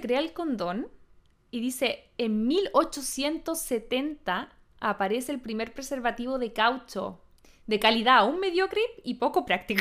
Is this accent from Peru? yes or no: no; Chile; nuestra experiencia como chilenas